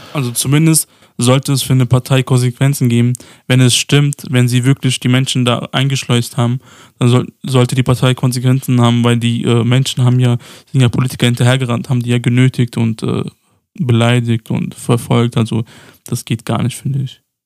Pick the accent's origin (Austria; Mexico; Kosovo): Kosovo; Pristina; moved away; in meiner alten Heimat, also wo ich geboren wurde, im Kosovo, in Pristina